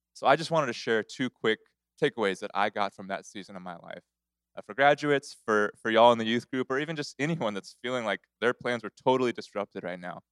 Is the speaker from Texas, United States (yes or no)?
yes; Corpus Christi, Texas, United States; now in Houston, United States; I grew up in Corpus Christi